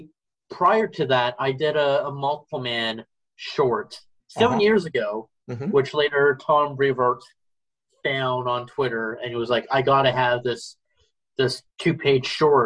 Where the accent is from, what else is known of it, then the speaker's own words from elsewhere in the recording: Brampton and Mississauga, outside Toronto, Ontario, Canada; I grew up in the suburbs of Brampton and Mississauga, which are neighboring outside of Toronto